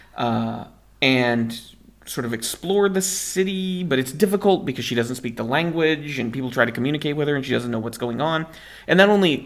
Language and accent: English; United States; moved away; as an American